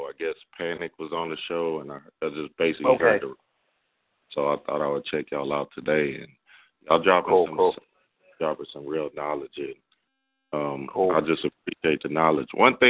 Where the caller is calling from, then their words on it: Houston, Texas, United States; Houston, Texas.